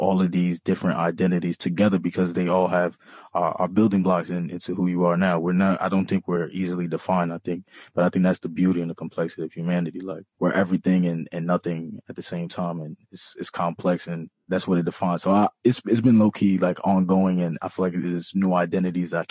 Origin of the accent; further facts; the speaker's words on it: New York City, New York, United States; first language Bambara; also born or lived in Massachusetts; growing up in Harlem